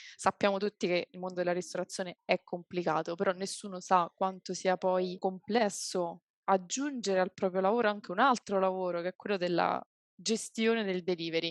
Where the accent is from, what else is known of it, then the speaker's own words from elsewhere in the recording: Abruzzo, Italy; now in Rome, Italy; io sono abruzzese, però non, non, emerge subito perché vivo a Roma